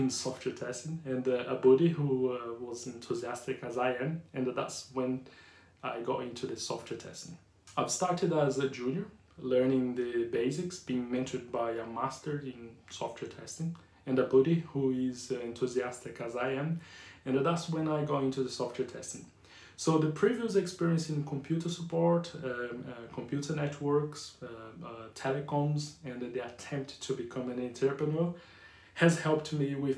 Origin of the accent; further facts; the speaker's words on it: Brazil; accent: Brazilian / Yorkshire; English is a second language; moved away as an adult; also born or lived in Yorkshire; now in United Kingdom; English is not my first language. Even though I can speak English fluent with a strong Brazilian / Yorkshire accent